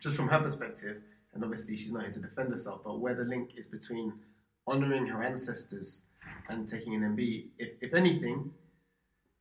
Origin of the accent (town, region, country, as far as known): United Kingdom